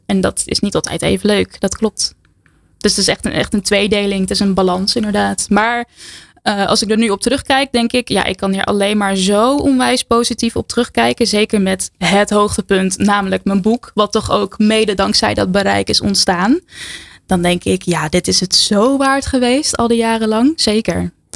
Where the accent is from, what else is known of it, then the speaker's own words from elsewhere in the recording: Harmelen, Utrecht, Netherlands; In Harmelen, een heel klein dorpje in het groene hart